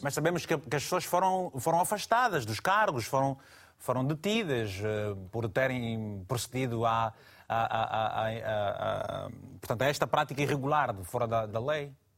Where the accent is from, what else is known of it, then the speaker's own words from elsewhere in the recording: Malanje, Angola; Malange, você sabe bem que é a minha terra